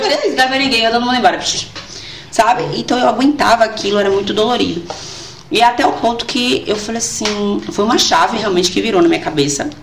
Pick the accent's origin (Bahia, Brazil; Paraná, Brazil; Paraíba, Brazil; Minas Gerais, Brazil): Paraíba, Brazil; João Pessoa; also born or lived in Arcoverde, Pernambuco; now in Feira de Santana, Brazil; sou pernambucana, de Arco Verde. Hum. Interiorzão, mas eu morava em João Pessoa, na Paraíba, né? Nossa a, a, maior parte né, da minha adolescência foi toda em João Pessoa.